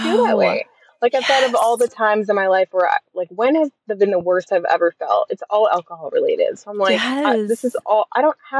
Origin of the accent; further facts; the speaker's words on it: Michigan, United States; moved away as an adult; now in Alabama, United States; I am from Michigan.